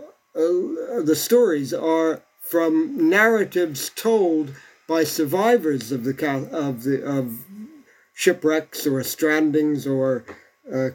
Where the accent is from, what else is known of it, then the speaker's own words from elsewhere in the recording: Bermuda; I come from a place that was actually began life as a settlement of castaways.